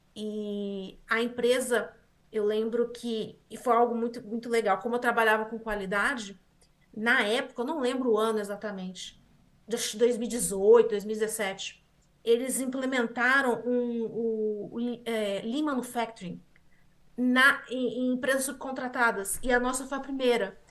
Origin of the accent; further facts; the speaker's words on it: Osasco, São Paulo, Brazil; moved away as an adult; also born or lived in Taubaté; now in Canada; eu nasci em Osasco, sou de São Paulo, Grande São Paulo. Nasci em Osasco, na Grande São Paulo